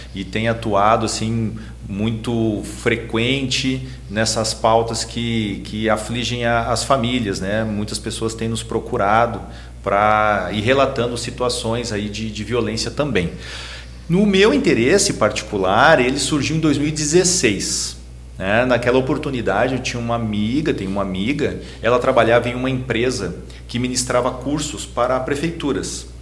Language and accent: Portuguese; Gravataí, Rio Grande do Sul, Brazil; nós somos de Gravataí